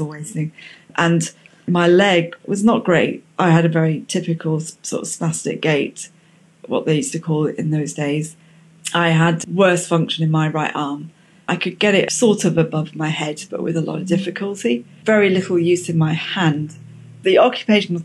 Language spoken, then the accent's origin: English; Luton, East of England, United Kingdom; moved away as an adult; also born or lived in Cardiff; I was from Luton